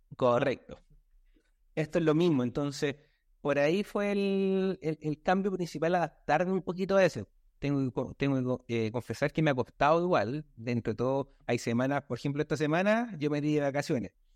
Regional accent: Villa Alemana, Valparaíso, Chile; soy de Chile, de la ciudad de Alemana, aquí el sector de la quinta región de Valparaíso, cerca de Viña del Mar

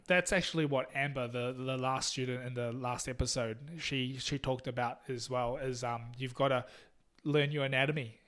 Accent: Taiwan; also born or lived in New Zealand; now in Tamworth, Australia; I'm also from Taiwan.

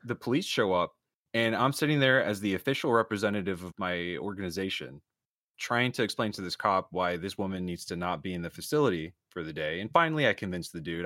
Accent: Florida, United States; moved away; I'm originally from Florida

